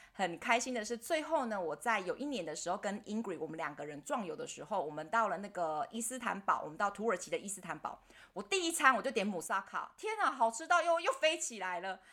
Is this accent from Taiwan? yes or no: yes; Taiwan; 我们台湾人